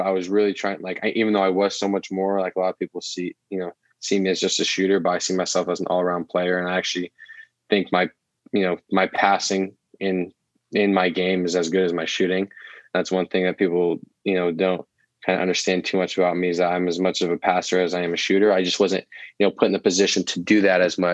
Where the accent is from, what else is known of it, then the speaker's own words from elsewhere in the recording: Oregon, United States; growing up in Oregon, I have always called it